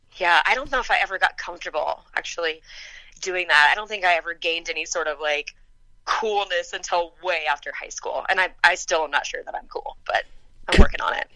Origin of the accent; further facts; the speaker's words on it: Kansas, United States; also born or lived in Texas; I was born in Texas. I grew up in Kansas